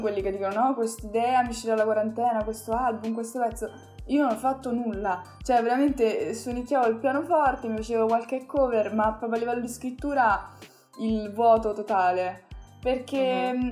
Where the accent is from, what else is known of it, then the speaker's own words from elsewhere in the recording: Italy; first language Italian; l'Italia è comunque il mio paese, l'italiano è la mia lingua